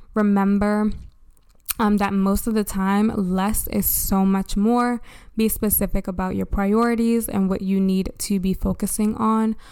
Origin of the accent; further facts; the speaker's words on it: Baltimore, Maryland, United States; from Baltimore, my hometown